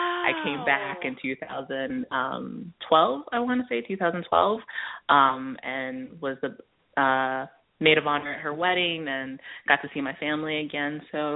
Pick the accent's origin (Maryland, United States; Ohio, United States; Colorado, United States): Maryland, United States; Baltimore; born there; So my parents are both Nigerian. They're from Lagos. And I was born in Baltimore, Maryland.